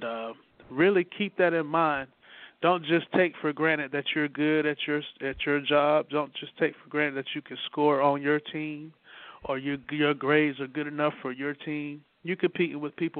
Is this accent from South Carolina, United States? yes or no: yes; Greer, South Carolina, United States; the culture of where I grew up at in Greer, South Carolina